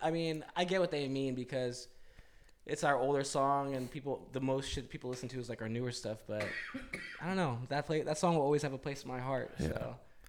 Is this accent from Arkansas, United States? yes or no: no; Modesto, California, United States; we grew up in Modesto together.